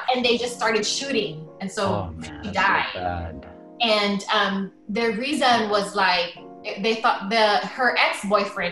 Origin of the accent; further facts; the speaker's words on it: Philippines; moved away as an adult; now in San Antonio, United States; I grew up in the Philippines. I did my school there.